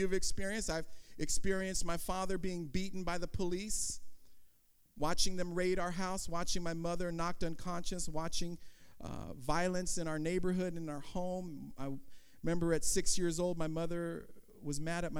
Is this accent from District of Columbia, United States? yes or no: no; Oakland, California, United States; also born or lived in San Francisco; I was born in Oakland in 1965